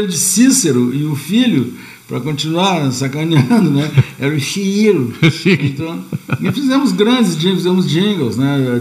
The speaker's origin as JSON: {"language": "Portuguese", "country": "Uruguay", "moved": "yes", "lives_now": "Brazil", "said": "eu sou uruguaio"}